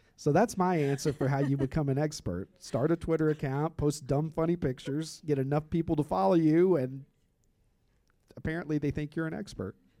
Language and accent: English; Kentucky, United States; I grew up in Kentucky